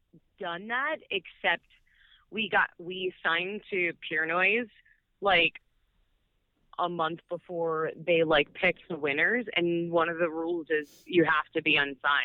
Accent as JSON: {"language": "English", "town": "Baltimore", "region": "Maryland", "country": "United States", "said": "Yeah, we're from Baltimore, which is in Maryland."}